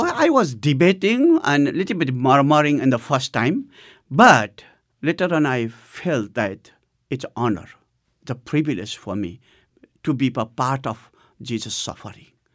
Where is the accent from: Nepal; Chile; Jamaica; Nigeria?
Nepal; the first church of Nepal, which was in my hometown.